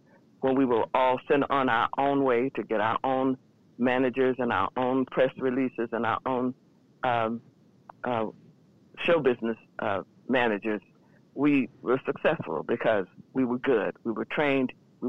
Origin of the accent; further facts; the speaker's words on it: Southern United States, United States; and we're both from the South.